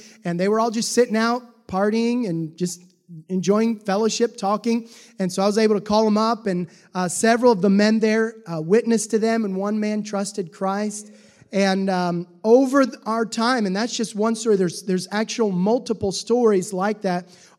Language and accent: English; Tanzania; I remember growing up, I grew up there in Tanzania. We went when I was 10.